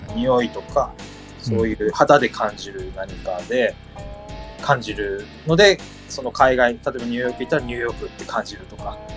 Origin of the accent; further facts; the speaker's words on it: Aomori, Japan; 自分の地元だと恐山っていうのがありまして